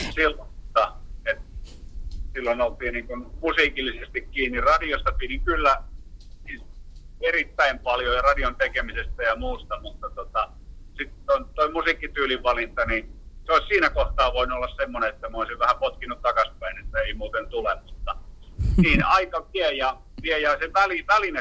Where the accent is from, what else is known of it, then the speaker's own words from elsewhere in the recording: Heinola, Päijät-Häme, Finland; moved away; also born or lived in Helsinki / Kuusankoski; entisessä kotikaupungissa niin Heinolasta